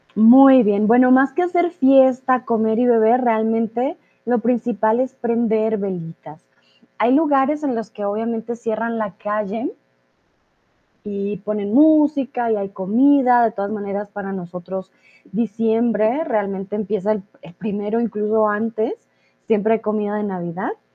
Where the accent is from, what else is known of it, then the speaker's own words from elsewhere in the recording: Colombia; soy de Colombia